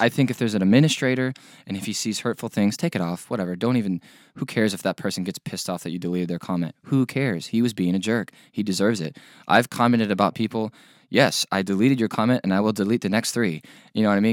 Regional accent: Middleburg, Florida, United States; from Middleburg, Florida. I still live there

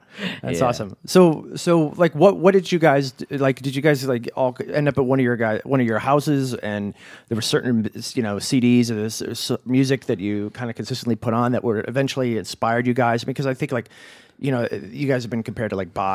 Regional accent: Aurora, Ohio, United States; I'm actually from Aurora, Ohio

